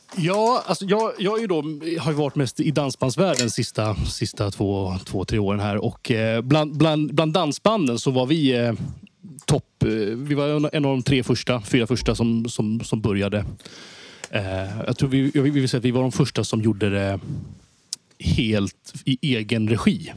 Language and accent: Swedish; Haninge, Stockholm County, Sweden; moved away as an adult; now in Skåne, Sweden; jag, växte upp i, i Vändelsemalm